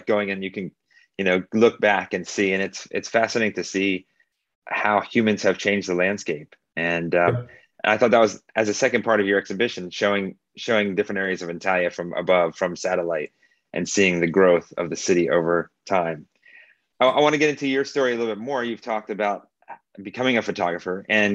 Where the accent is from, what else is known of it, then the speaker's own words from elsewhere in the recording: United States; moved away as an adult; now in Turkey; I come from the United States